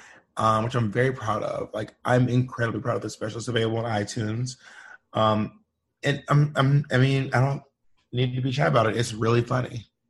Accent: the South, United States; my experiences growing up in the South with a Black Southern mom, and growing up queer.

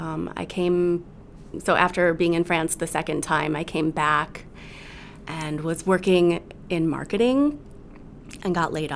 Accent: Rockford, Illinois, United States; growing up in Rockford

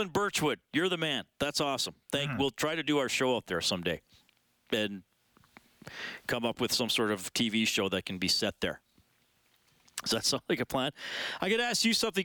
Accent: Evansburg, Alberta, Canada; also born or lived in Alder Flats, Alberta; I grew up in Evansburg, which is north of Drayton Valley

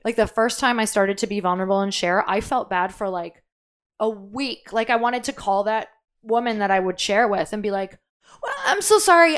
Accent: Midwest, United States; I'm from the Midwest.

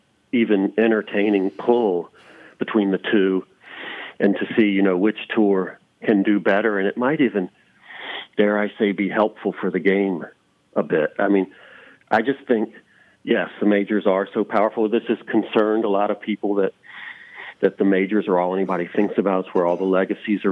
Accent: the South, United States; growing up in the South

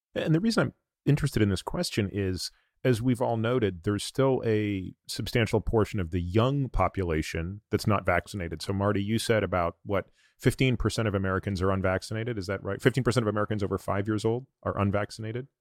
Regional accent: Toronto, Ontario, Canada; moved away; my home province where I grew up, Ontario, I grew up in Toronto

